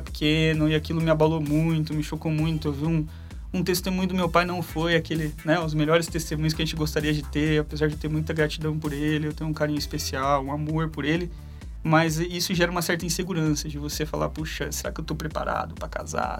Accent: Bauru, São Paulo, Brazil; moved away as an adult; eu sou natural de Bauru, é, cresci em Bauru e com acho que 20, 24, 25 anos eu fui para São Paulo.

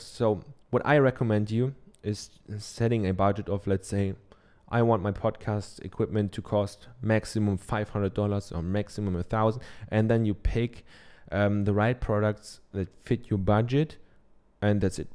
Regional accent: Germany; accent: German; English is a second language; I'm from Germany, I have a German accent

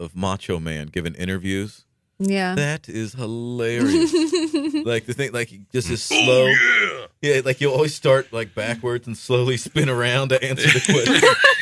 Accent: Greenville, United States; I'm from Greenville.

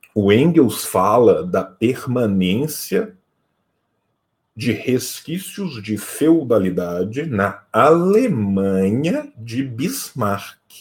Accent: interior of Minas Gerais, Brazil; Eu venho de uma região de Minas Gerais

